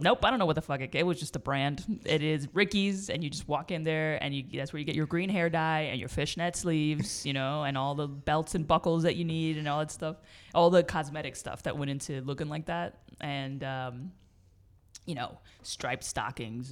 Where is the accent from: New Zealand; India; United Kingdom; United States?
United States; New York; moved away; I grew up in New York and there's no mall culture there